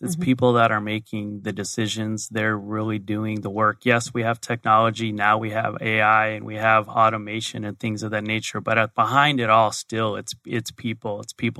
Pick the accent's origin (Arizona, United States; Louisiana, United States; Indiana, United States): Arizona, United States; So born and raised in Arizona, so I'm a native. Went to the University of Arizona, got my degree in accounting.